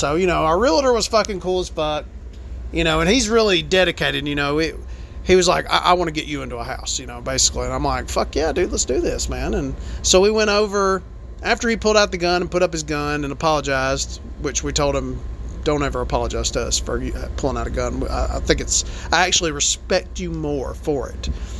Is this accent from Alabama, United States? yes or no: yes; Alabama, United States; I'm from Alabama.